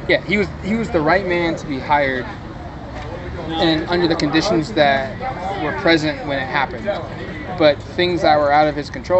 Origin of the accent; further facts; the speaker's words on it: Eugene, Oregon, United States; you and I grew up in Eugene